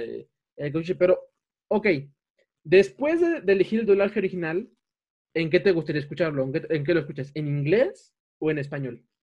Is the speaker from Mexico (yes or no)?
yes; Mexico; en México que tenemos el acento norteño